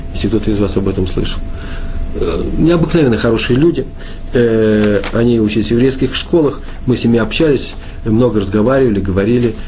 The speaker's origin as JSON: {"language": "Russian", "region": "Moscow", "country": "Russia", "said": "Я, москвич"}